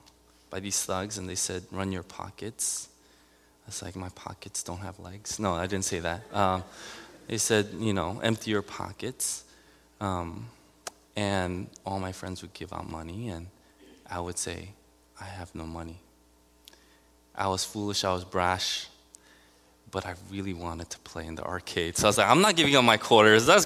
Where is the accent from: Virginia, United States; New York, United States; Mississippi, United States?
New York, United States; New York City; I grew up in Elmhurst, Queens, in the 70s, 80s